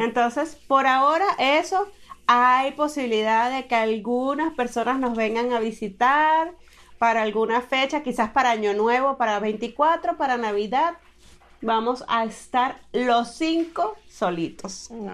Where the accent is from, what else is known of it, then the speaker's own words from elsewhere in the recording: Maturín, Monagas, Venezuela; yo soy de Maturín, al oriente, al nororiente de Venezuela.